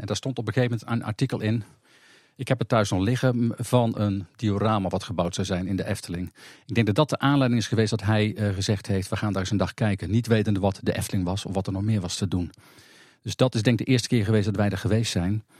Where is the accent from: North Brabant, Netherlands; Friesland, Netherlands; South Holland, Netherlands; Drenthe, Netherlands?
North Brabant, Netherlands; also born or lived in Kop van Overijssel, Overijssel; Ik ben geboren in de Kop van Overijssel. En al op jonge leeftijd naar Brabant afgereisd